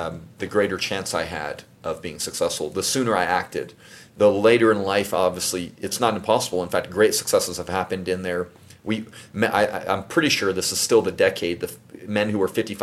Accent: Baytown, Texas, United States; also born or lived in Brooklyn, New York / Houston, Texas; I grew up in Baytown, Texas, and a little bit in Houston, Texas

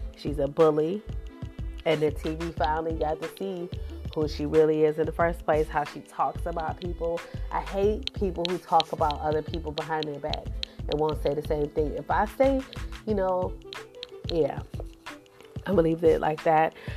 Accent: Cleveland, Ohio, United States; I'm a Browns fan. I'm from Cleveland

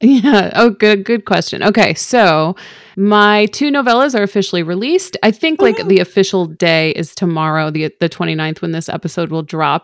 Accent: Chicago suburbs, Illinois, United States; I'm from the Chicago Burbs

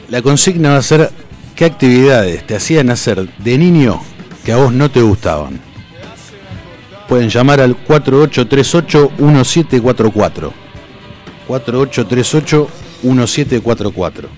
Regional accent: Buenos Aires, Argentina; me llevaban a jugar al, club de ahí del barrio, de chico, al Félix Marino, en Devoto

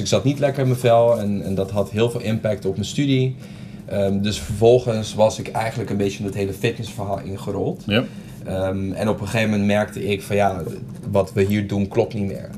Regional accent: Curaçao; moved away as an adult; now in Netherlands; Ik kom oorspronkelijk uit Curaçao

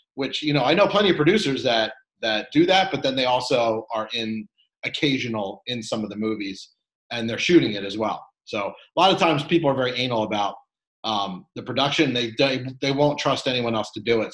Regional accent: Philadelphia, Pennsylvania, United States; I'm from Philly

